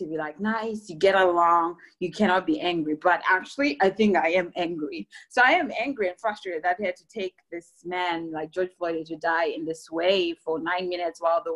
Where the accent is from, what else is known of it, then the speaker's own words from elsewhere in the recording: Zimbabwe; moved away as an adult; also born or lived in Germany / Texas; now in Bay Area, United States; I'm coming from Zimbabwe